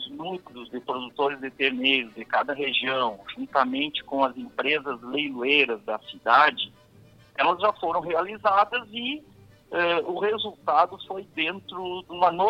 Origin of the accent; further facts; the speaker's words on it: Caçapava do Sul, Rio Grande do Sul, Brazil; de Caçapavo do Sul, eu sou de Caçapavo